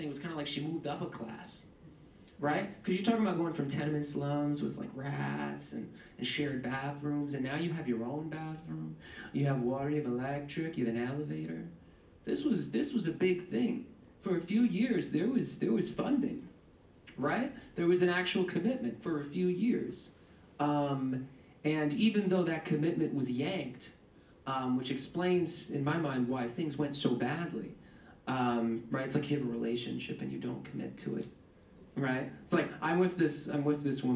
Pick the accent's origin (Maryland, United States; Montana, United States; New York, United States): New York, United States; New York City; I'm born and raised in East Harlem. My family came from Puerto Rico in the 50s and 60s